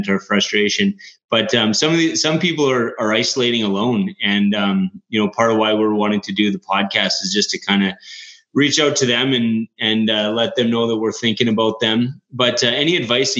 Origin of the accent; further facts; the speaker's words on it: Canada; We're Canadian